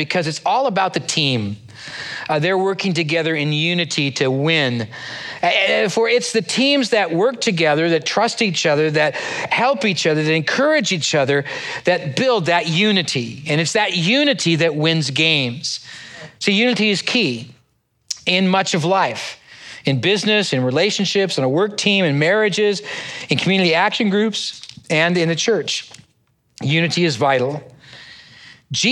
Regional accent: San Diego, California, United States; also born or lived in Bay Area; now in Cypress, United States; I grew up in San Diego area

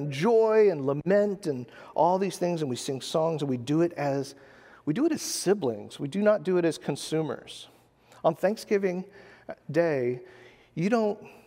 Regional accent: United States; as an American

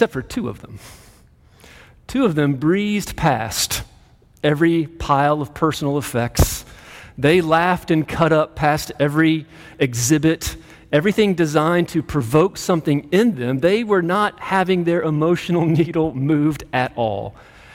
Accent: Greenville, South Carolina, United States; moved away as an adult; also born or lived in St. Louis, Missouri / Colorado; now in Clemson, United States; I grew up in Greenville, just down the road

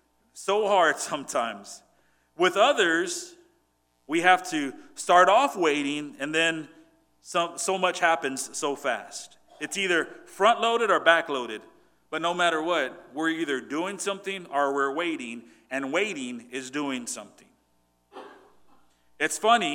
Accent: Port Lavaca, Texas, United States; also born or lived in Cuero, Texas / Victoria, Texas; God moved me to a bigger city, Port Lavaca, Texas. And I went to high school there

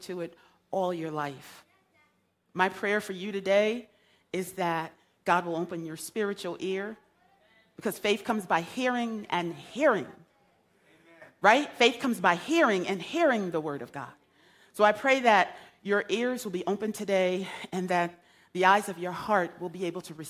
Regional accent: United States; I grew up in Beardsley Terrace

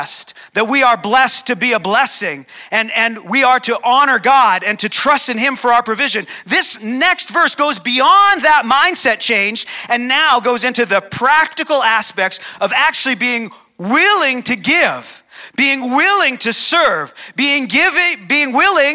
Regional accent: Calgary, Alberta, Canada; So I was born here in Calgary. I've never lived anywhere else.

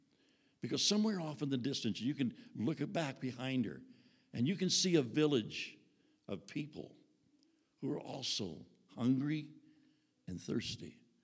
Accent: Texas, United States; I was raised in Texas on a cattle ranch, so I don't know that much about wheat, just from what we've learned in being here in Nebraska and North Dakota.

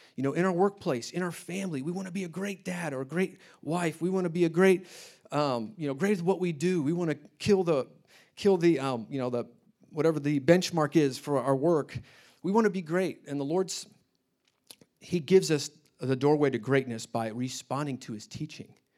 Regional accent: Indianapolis, Indiana, United States; moved away as an adult; I grew up in Indianapolis.

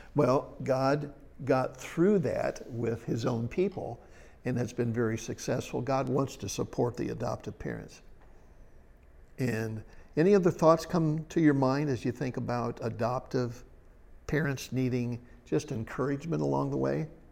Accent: Ohio, United States; I was raised in Ohio over by Indiana

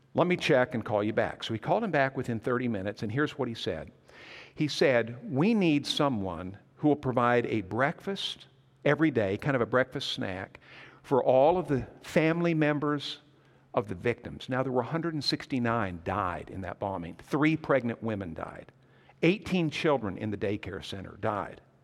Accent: Montana, United States; moved away as an adult; also born or lived in McAlester, Oklahoma; I grew up in Montana

